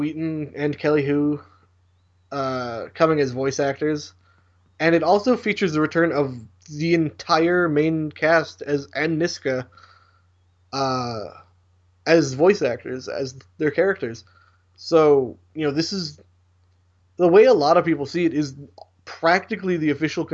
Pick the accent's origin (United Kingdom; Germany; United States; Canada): Canada; I'm Canadian